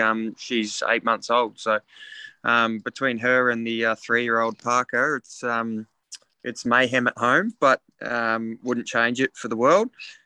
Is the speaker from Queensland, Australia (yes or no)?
yes; Mackay, Queensland, Australia; Yeah, he's a Tasmanian, and then moved up when I was born to Mackay in North Queensland.